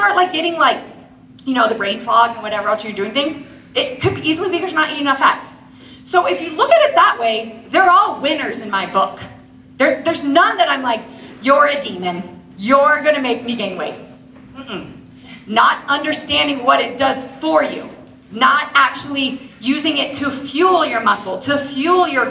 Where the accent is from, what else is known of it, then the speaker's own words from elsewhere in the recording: Washington, District of Columbia, United States; moved away as an adult; also born or lived in Maryland / Utah; I grew up in Washington, D.C., and I graduated and I went to school at BYU